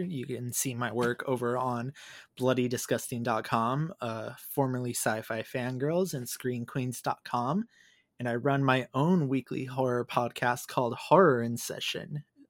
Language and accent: English; California, United States; also born or lived in Kaiserslautern, Germany; No, I am actually from California. I briefly lived in Arizona for a year or two.